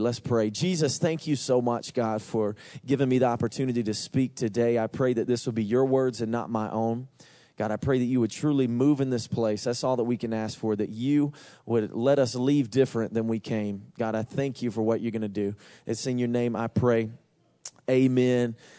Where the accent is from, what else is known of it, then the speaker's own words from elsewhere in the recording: Georgia, United States; I'm from Georgia